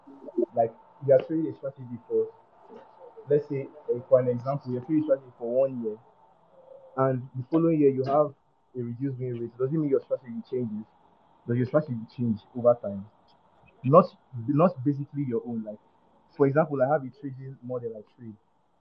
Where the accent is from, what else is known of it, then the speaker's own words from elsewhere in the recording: Nigeria; I'm from Nigeria.